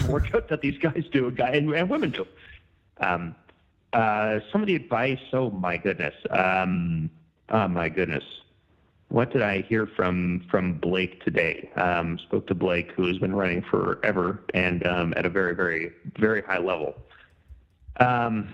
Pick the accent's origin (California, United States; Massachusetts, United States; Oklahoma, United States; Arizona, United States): California, United States; Southern; I was raised in Southern California